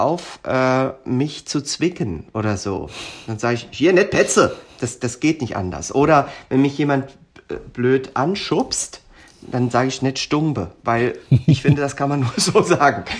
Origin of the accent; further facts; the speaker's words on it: Darmstadt, Hesse, Germany; accent: Hessisch; moved away as an adult; da in Darmstadt, wo wir äh, dann auch alle zusammen zur Schule gegangen sind. Da sprechen wir ich sage mal, als Lingua Franca mhm. dann sehr viel Hessisch